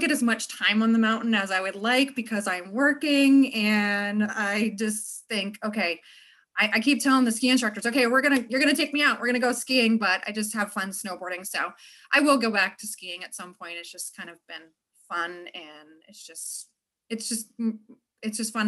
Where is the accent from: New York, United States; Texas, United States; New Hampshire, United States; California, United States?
New Hampshire, United States; northern; moved away as an adult; also born or lived in Vermont; I'm originally from New Hampshire, grew up in northern New Hampshire